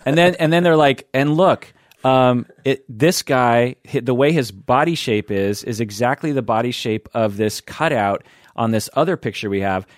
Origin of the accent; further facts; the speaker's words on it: United States; I'm Japanese American and, um, grew up with kimchi everywhere.